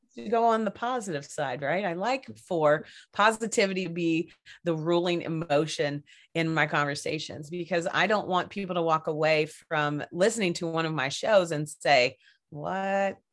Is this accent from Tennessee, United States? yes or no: no; Kentucky, United States; also born or lived in Seattle area; now in Seattle, United States; originally I am from Kentucky, and uh, I I grew up on a little middle of nowhere place